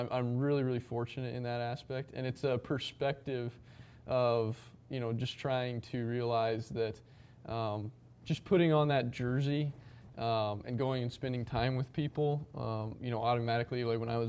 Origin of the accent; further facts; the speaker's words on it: Wyoming, United States; moved away as an adult; now in New York, United States; growing up in Wyoming